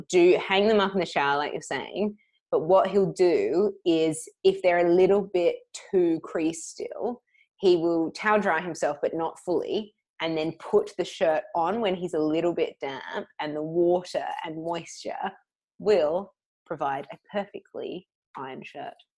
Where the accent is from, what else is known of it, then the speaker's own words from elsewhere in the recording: Australia; now in London, United Kingdom; I am Australian